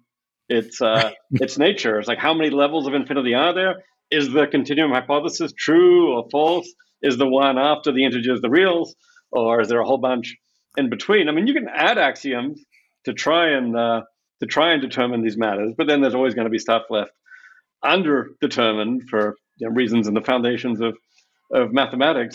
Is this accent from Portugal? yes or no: no; Australia; moved away; I grew up in Australia